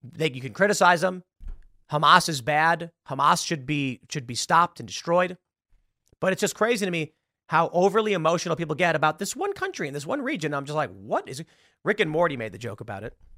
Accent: United States; I'm an American

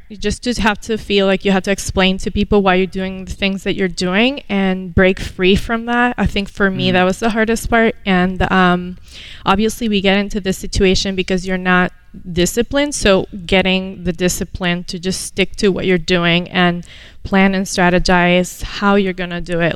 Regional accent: Venezuela; moved away as an adult; now in United States; I was born here, moved to Venezuela when I was seven, and came back at the age of 19, ready for college

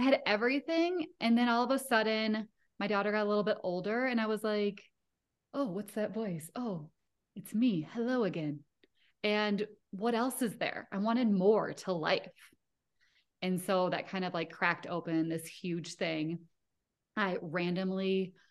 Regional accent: Rochester, Minnesota, United States; also born or lived in Denver, Colorado; now in Littleton, United States; I grew up in Rochester, Minnesota

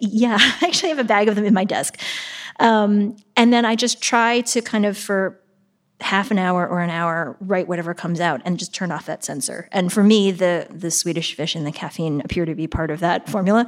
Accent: Shaker Heights, Ohio, United States; also born or lived in Pittsburgh, Pennsylvania; I grew up in Pittsburgh, uh, until I was almost ten

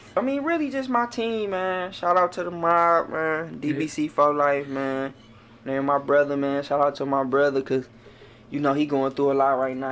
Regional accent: Detroit, Michigan, United States; I come from West Side, man, mm-hmm. Linwood, yeah. Atkinson between 14th and LaSalle

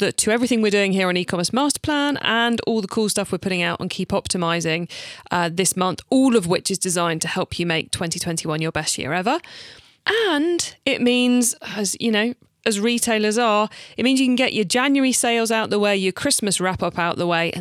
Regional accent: United Kingdom; I'm British

